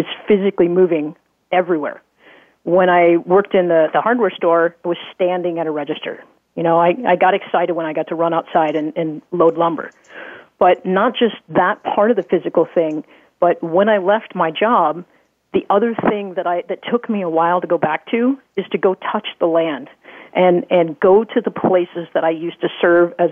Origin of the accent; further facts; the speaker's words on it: Midwest, United States; I grew up in the Midwest